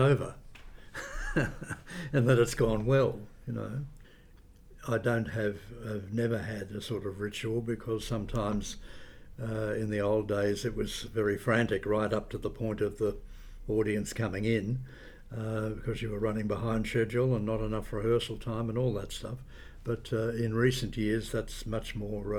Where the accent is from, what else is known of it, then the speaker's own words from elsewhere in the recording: Camperdown, Victoria, Australia; moved away as an adult; also born or lived in Geelong, Victoria; now in Sydney, Australia; I was born in Camperdown in Western Victoria